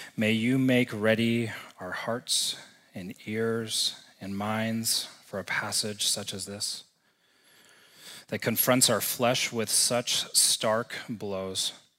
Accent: Texas, United States; moved away as an adult; now in Missoula, United States; growing up and spending the first twenty-five years of my life in the great state of Texas.

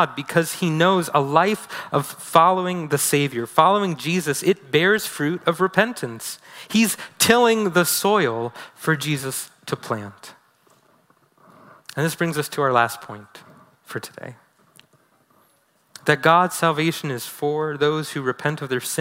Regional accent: New York City, New York, United States; moved away; I'm originally from New York City

